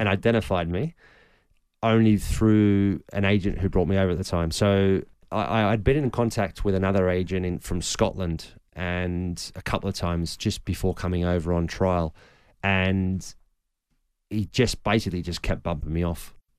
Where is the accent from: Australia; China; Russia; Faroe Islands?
Australia; moved away; also born or lived in Germany / England; growing up in Australia